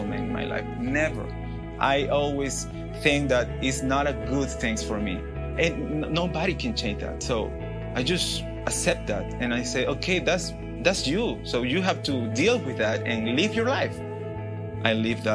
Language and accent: English; Peru; English is a second language; moved away as an adult; now in Tennessee, United States; I'm from Peru. I lived there almost my life because I'm here just a couple years in Tennessee